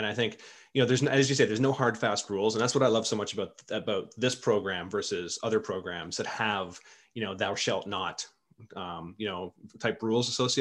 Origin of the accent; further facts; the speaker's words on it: Canada; being a Canadian